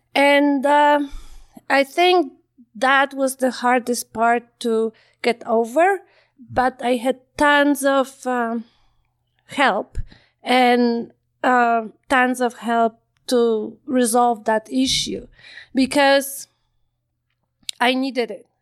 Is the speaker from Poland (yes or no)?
yes; Poland; moved away as an adult; also born or lived in Ottawa, Canada / Calgary, Canada; now in Canada; I grew up in Poland